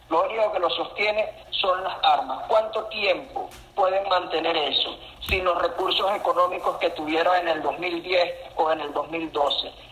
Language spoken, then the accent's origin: Spanish; eastern Venezuela, Venezuela; born there; yo que soy nacido en Oriente, en Azar